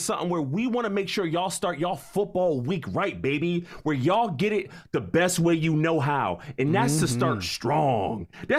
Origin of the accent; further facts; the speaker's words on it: Hartford, Connecticut, United States; my hometown of Hartford, Connecticut